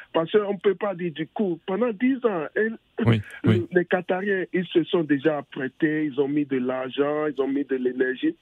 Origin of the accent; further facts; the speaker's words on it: Cameroon; je viens du Cameroun